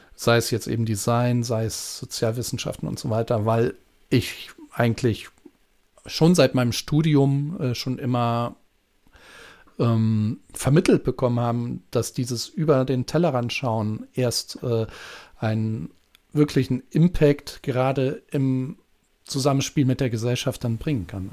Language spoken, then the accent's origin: German; Germany; bei uns in Deutschland